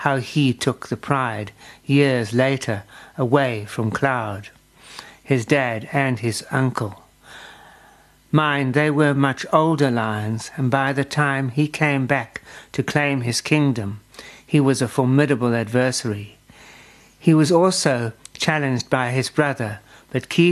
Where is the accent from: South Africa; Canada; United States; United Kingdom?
South Africa; as a South African